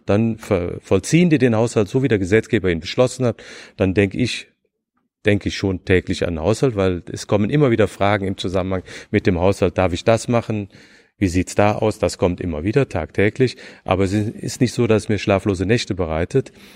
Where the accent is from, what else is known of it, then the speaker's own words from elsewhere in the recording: Rhineland, Germany; moved away as an adult; also born or lived in Nuremberg / Bonn; now in Berlin, Germany; Ich bin Rheinländer